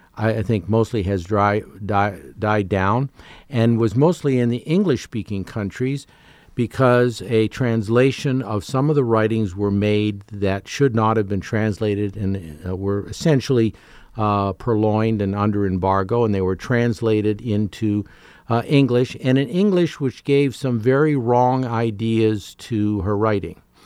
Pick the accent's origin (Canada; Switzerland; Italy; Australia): Canada; moved away; as a Canadian growing up